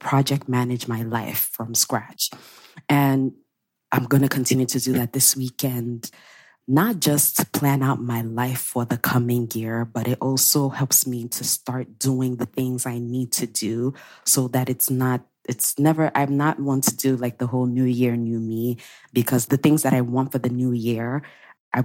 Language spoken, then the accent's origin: English; Nigeria; my Nigerian people